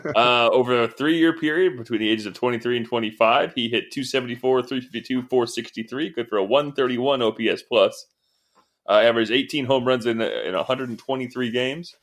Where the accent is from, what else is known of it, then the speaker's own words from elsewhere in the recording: New England, United States; I'm from New England. Everything there is old